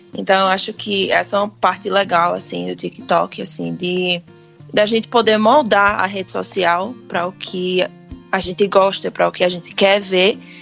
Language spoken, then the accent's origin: Portuguese; Pernambuco, Brazil; eu sou de Pernambuco